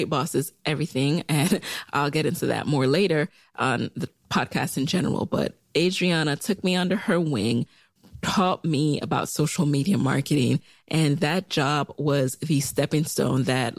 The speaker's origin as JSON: {"language": "English", "town": "New York City", "region": "New York", "country": "United States", "tie": "born or raised there", "also_born_or_lived": "Jamaica", "moved": "yes", "lives_now": "Arlington, United States", "said": "I'm from Jamaica, the island, not Queens, and I grew up in the boogie down Bronx, New York"}